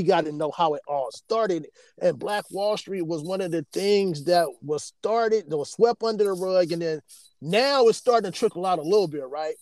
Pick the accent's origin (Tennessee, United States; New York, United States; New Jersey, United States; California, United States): California, United States; South Bay; I'm from the South Bay